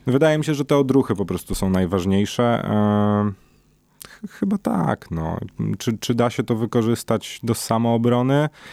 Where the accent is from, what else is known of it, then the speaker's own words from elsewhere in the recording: Warsaw, Masovian Voivodeship, Poland; wywodzę się z dzielnicy, która, no, nie należała te dwadzieścia lat temu do, do najbezpieczniejszych